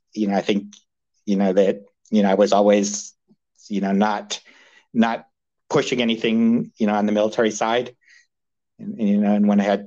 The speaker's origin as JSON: {"language": "English", "country": "United States", "tie": "born or raised there", "also_born_or_lived": "United Kingdom", "said": "Well, okay, so I was actually born in the UK, but I grew up listening to stories from my dad and his brother about, you know, throwing Molotov cocktails on Russian tanks in Budapest, you know, during 56. So that was, you know, moved to the States when I was five"}